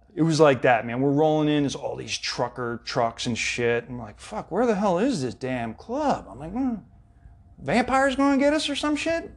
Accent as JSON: {"language": "English", "town": "Philadelphia", "region": "Pennsylvania", "country": "United States", "also_born_or_lived": "Southern California", "moved": "yes", "said": "back in Philly, in the Delaware County area, too. I'm from West Philly."}